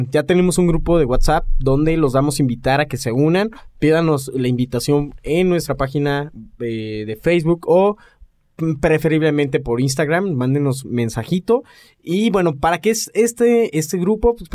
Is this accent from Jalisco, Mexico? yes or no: no; Aguascalientes, Mexico; Les recordamos que somos de México, para los que son nos escuchan de Alaska. Ajá. Y específicamente de una pequeña ciudad que se llama Aguascalientes.